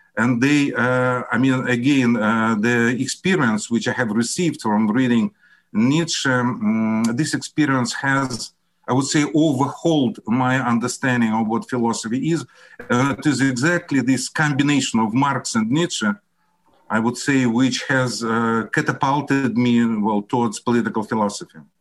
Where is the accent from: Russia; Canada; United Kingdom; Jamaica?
Russia; English is a second language; also born or lived in Syria; I'm Russian. I graduated from Moscow State University.